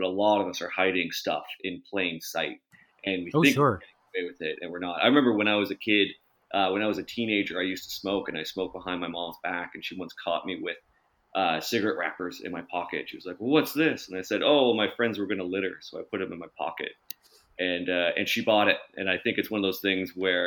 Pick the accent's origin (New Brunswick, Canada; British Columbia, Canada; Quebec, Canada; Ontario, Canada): Ontario, Canada; St. Thomas; I was growing up in St. Thomas, Ontario